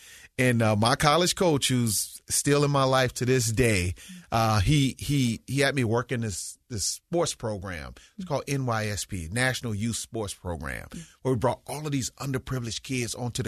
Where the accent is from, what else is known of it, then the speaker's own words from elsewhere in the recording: Mississippi, United States; basketball played a big part in my life growing up in Mississippi.